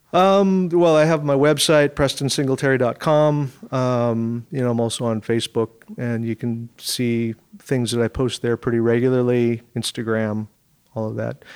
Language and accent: English; Seattle, Washington, United States; I grew up in Seattle.